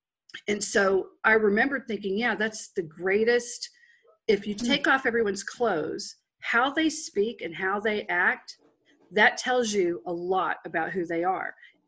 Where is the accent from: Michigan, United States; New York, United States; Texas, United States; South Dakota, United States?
Texas, United States; accent: Texas; I come from Texas. I actually have a natural Texas accent.